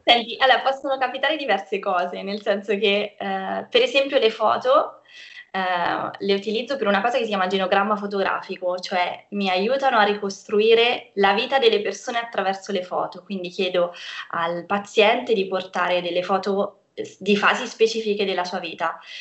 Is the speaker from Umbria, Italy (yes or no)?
yes; Perugia, Umbria, Italy; also born or lived in Cagliari, Sardinia; sono nata a Cagliari, ma sono stata adottata da Perugia quando ero piccola, quindi sto qui da tanto tempo.